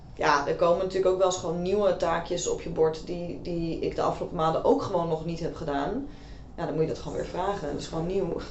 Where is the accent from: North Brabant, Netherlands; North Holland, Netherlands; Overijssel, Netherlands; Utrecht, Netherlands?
North Holland, Netherlands; Amsterdam; ik kom uit Amsterdam